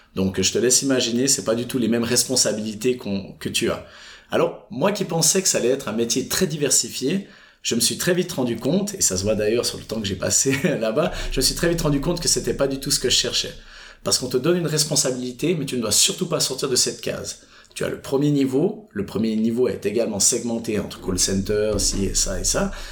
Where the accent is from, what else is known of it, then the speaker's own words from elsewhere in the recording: Fribourg, Switzerland; j'habite et j'ai grandi pendant toute mon enfance à Fribourg